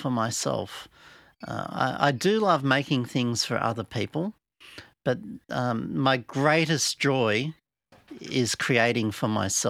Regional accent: Blue Mountains, New South Wales, Australia; I'm an artist from the Blue Mountains in Australia.

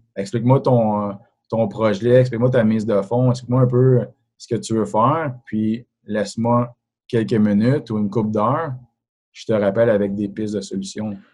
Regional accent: Sainte-Agathe-des-Monts, Quebec, Canada; moved away as an adult; also born or lived in Montreal; now in Terrebonne, Canada; j'ai grandi à Laurentide. suis un gars de Sainte-Agathe-des-Monts

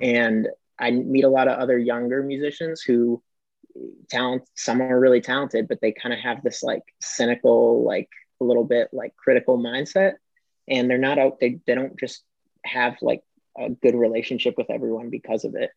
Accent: Fort Myers, Florida, United States; moved away as an adult; also born or lived in Cleveland, Ohio / California; now in Atlanta, United States; I was born in Cleveland, um, but I went to school most of my life in uh, Florida, in Fort Myers area

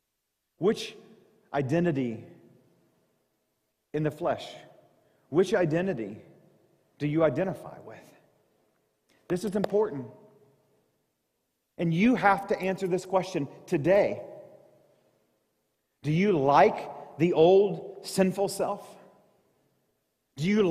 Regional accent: Southeast Missouri, United States; moved away; I grew up in Southeast Missouri.

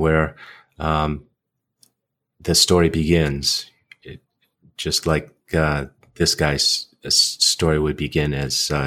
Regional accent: United States; as an American

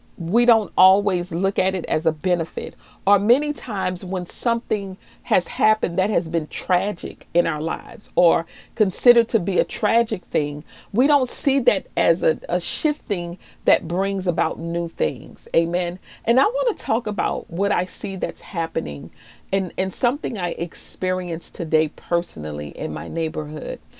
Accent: New Orleans, Louisiana, United States; moved away; also born or lived in Maryland; I'm originally from New Orleans and I was also raised in Maryland in the DMV area

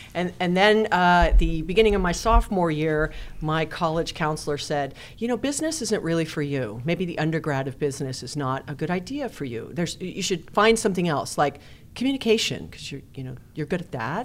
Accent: Hawaii, United States; I was raised in Hawaii, and it was fantastic

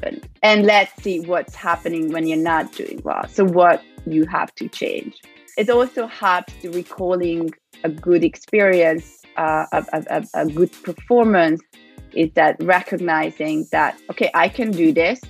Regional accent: Budapest, Hungary; moved away as an adult; So I'm from Budapest, from Hungary, and I grew up there

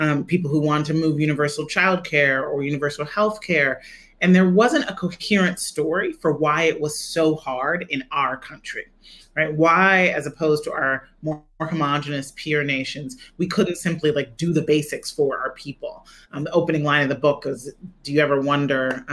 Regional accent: Chicago, Illinois, United States; I grew up in Chicago

